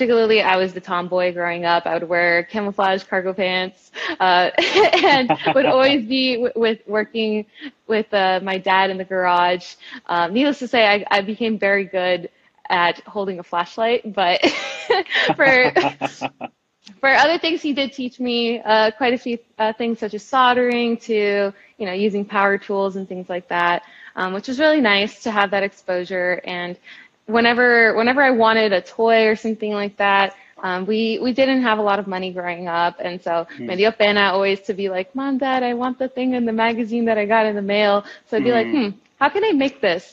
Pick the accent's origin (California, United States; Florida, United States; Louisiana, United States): Florida, United States; Miami; moved away as an adult; also born or lived in Tallahassee, Florida; born and raised in Northern Cuba, also known as Miami